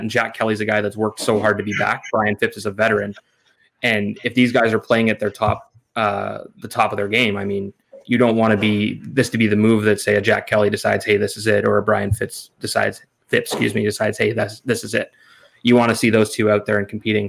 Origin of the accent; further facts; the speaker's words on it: Canada; as a Canadian